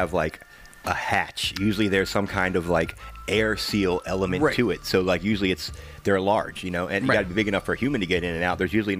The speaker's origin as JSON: {"language": "English", "region": "New York", "country": "United States", "said": "I'm from Long Island, remember?"}